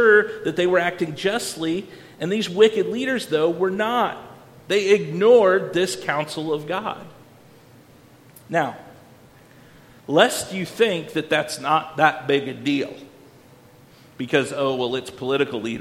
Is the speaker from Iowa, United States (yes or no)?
yes; Iowa, United States; I didn't grow up on a farm even though I grew up in Iowa